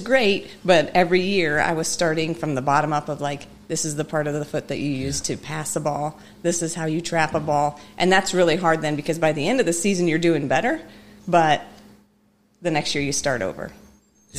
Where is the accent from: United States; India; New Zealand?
United States; Mishawaka, Indiana; I am originally from Mishawaka. I, um, I grew up there.